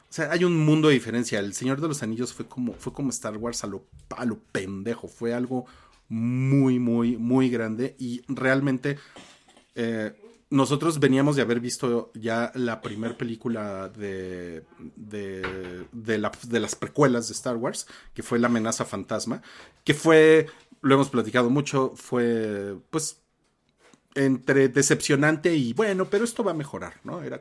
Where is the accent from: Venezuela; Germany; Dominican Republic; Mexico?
Mexico; Reynosa, Tamaulipas; Fue la primera vez que iba a uno porque de donde soy, Reynosa, Tamaulipas, solo había Cinemark.